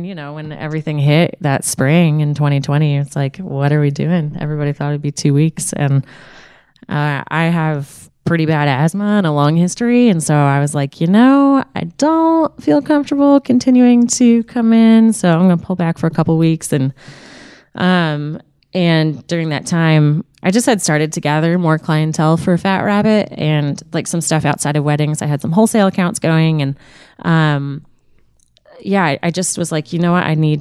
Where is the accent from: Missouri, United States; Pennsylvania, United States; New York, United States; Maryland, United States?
Maryland, United States; Annapolis; also born or lived in South Carolina; now in Richmond, United States; I grew up in Annapolis, Maryland.